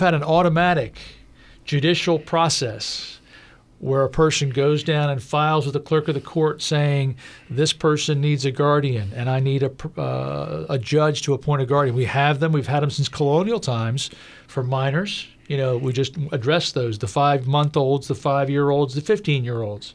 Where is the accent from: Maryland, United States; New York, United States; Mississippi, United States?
Maryland, United States; Prince George's County; Prince George's County in my whole life